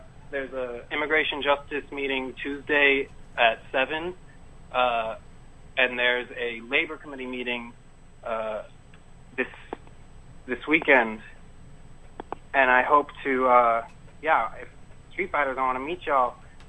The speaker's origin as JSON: {"language": "English", "town": "Dallas", "region": "Texas", "country": "United States", "tie": "born or raised there", "also_born_or_lived": "Los Angeles, California", "moved": "as an adult", "said": "My hometown in Dallas right now, but I'm living in, or have been living in LA for 3 years"}